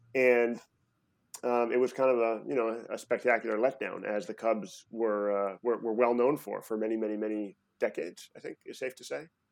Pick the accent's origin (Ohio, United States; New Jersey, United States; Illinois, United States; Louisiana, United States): Illinois, United States; Chicago; moved away as an adult; also born or lived in New York City; now in San Francisco, United States; I ended up spending about, you know, twelve years of my life in, you know, first grade through high school in Chicago